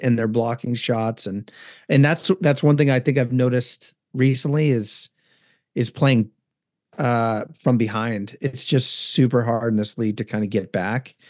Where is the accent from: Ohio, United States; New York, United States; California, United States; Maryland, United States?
California, United States; Northern; moved away as an adult; I grew up in Northern California before the Sharks were there